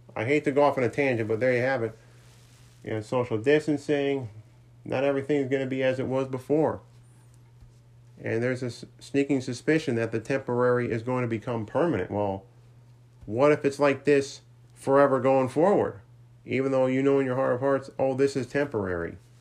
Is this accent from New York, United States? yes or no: yes; Saratoga Springs, New York, United States; moved away; I was up in Saratoga Springs, my hometown